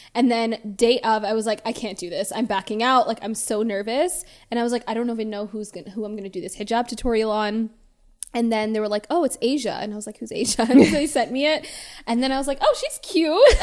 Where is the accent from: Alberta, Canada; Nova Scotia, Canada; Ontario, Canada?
Ontario, Canada; Toronto; moved away as an adult; now in Los Angeles, United States; born and raised in Toronto. I moved here, like, four years ago